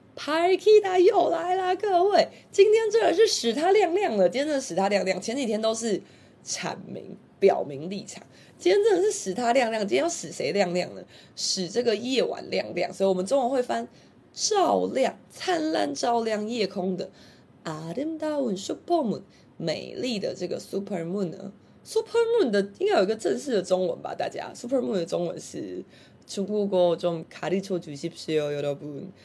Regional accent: Taiwan; 就是我们台湾人常说的小吃的意思

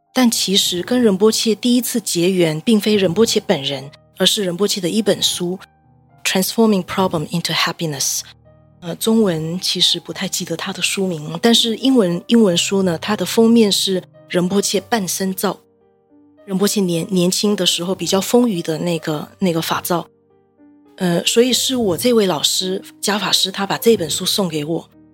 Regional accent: Malaysia; 我人回到马来西亚，我是马来西亚人，回到马来西亚

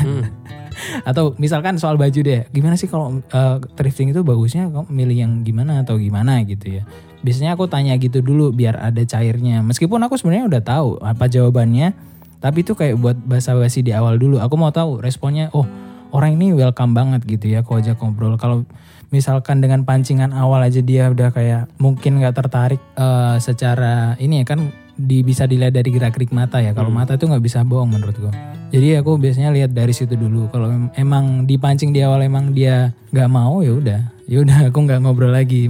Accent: Java, Indonesia; aku orang Jawa banget

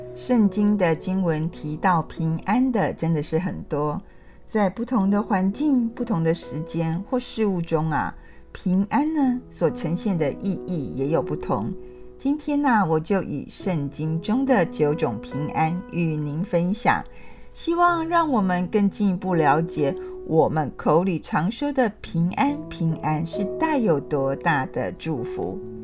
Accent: Taiwan; 我们台湾人

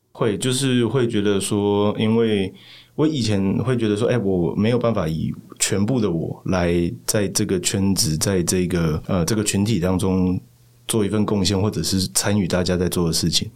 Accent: Tainan, Taiwan; moved away as an adult; also born or lived in Taipei; 我在台南出生长大

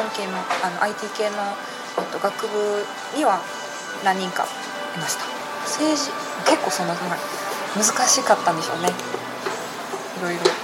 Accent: Hokkaido, Japan; moved away as an adult; now in Taiwan; 私もともと北海道にいた

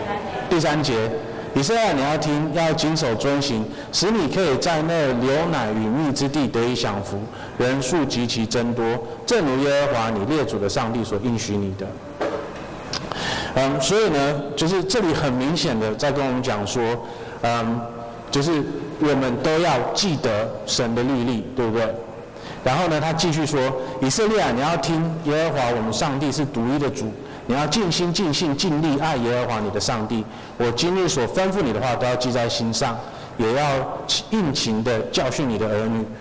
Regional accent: Taiwan; 要是哪一天我觉得哦，我我要要有哪一天我可以去奥林匹克比赛或什么的，我就是台湾人这样子。

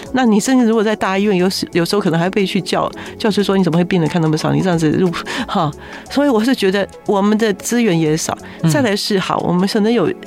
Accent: Taiwan; 所以我们台湾现在的教育还是如此啊

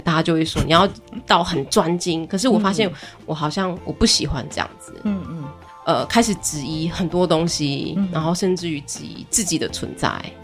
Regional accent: Fenqihu, Chiayi County, Taiwan; now in Donghe, Taitung, Taiwan; 我老家在奋起湖

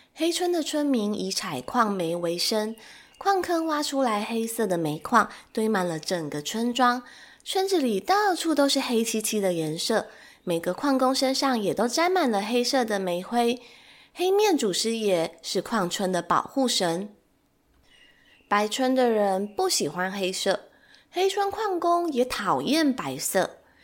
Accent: Taiwan; 身为台湾人的我

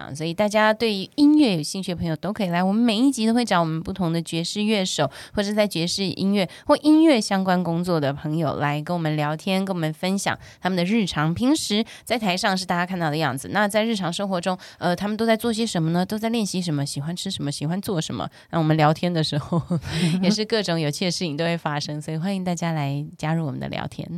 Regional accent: Taiwan; 我在台湾长大的小朋友

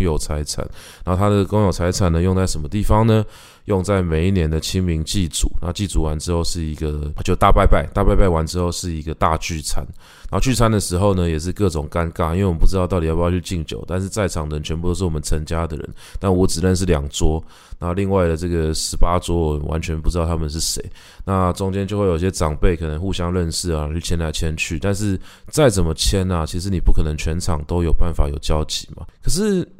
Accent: Taipei, Taiwan; 我们家是从早年的时候在大稻埕发鸡，然后开始卖米啊、卖布啊，然后慢慢地壮大自己的产业，然后再一路沿着延平北路搬到我，我的老家，就是社子，社子岛

